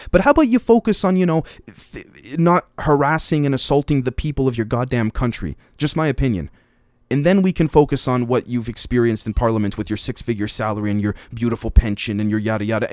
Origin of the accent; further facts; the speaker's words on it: Canada; As a Canadian